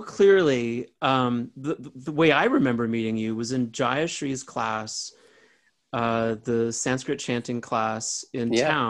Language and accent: English; Pontiac, Michigan, United States; born or raised there